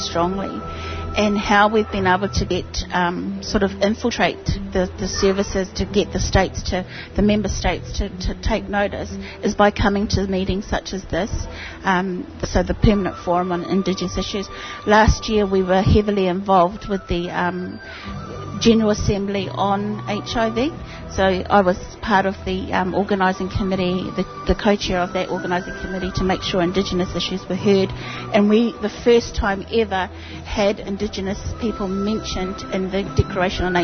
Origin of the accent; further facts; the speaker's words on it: New Zealand; I am from New Zealand, Aotearoa